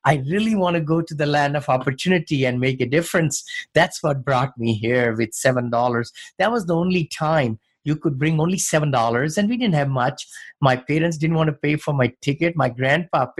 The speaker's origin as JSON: {"language": "English", "town": "New Delhi", "region": "Delhi", "country": "India", "tie": "born or raised there", "also_born_or_lived": "Ohio / California", "moved": "as an adult", "lives_now": "San Francisco area, United States", "said": "when I grew up in New Delhi"}